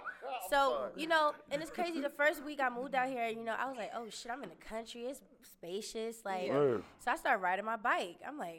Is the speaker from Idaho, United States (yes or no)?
no; Newark, New Jersey, United States; moved away as an adult; also born or lived in Garner, North Carolina / Haiti (family); now in North Carolina, United States; I'm from Jersey, North New Jersey